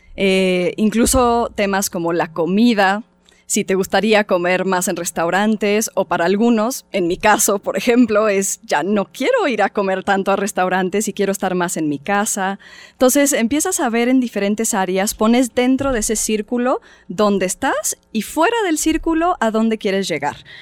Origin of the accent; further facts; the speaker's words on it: Mexico; como mexicanos